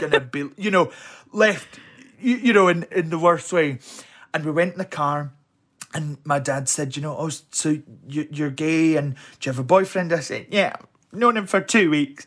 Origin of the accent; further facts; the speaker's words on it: Helensburgh, Scotland, United Kingdom; also born or lived in Alexandria, Scotland; I was brought up in Helensburgh. Well, I was born in Alexandria, but parents lived in Helensburgh